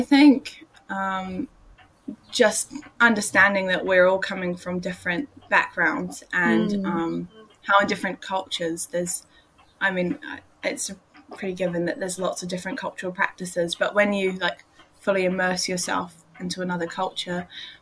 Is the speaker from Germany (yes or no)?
no; Waiheke Island, Auckland, New Zealand; also born or lived in United Kingdom; now in Dunedin, New Zealand; I was born in Auckland, raised on Waiheke Island